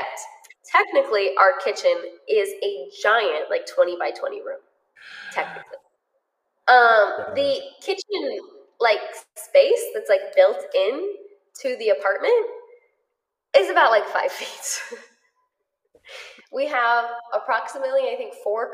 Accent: United States; I am American

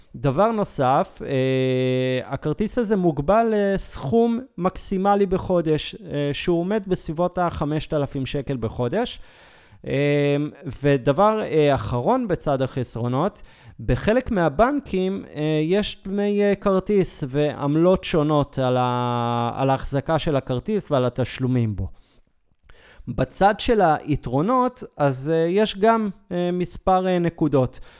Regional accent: Israel; אנחנו ישראלים

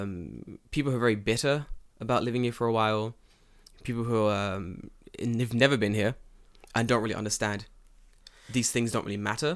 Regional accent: United Kingdom; now in Japan; I'm UK.

